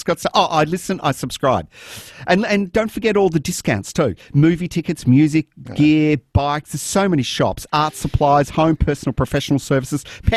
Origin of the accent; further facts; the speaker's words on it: Melbourne, Victoria, Australia; I grew up in La Mama